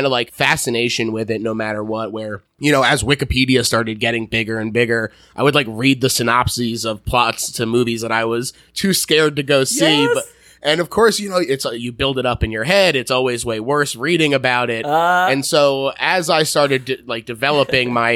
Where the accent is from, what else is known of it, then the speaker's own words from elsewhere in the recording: New Jersey, United States; I grew up in New Jersey